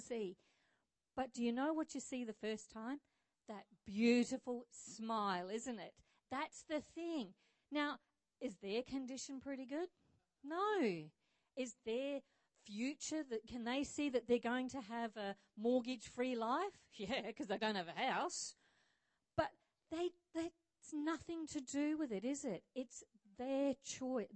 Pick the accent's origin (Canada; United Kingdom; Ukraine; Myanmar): United Kingdom; Scotland; also born or lived in Rockingham, Australia; now in Australia; I was born in Scotland, but I'm a little bit patriotic to Australia